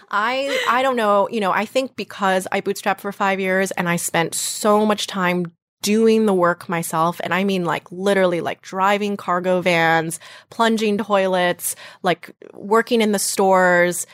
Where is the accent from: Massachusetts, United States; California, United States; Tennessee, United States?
Massachusetts, United States; Western; moved away as an adult; also born or lived in New York; So I'm from Western Massachusetts, not Boston